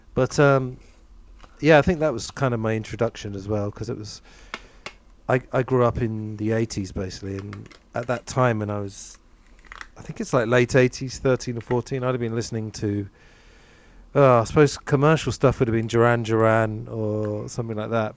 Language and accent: English; England, United Kingdom; growing up in England